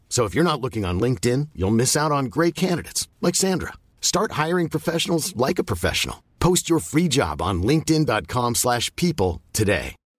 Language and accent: French; France; on était deux Français, Esteban et moi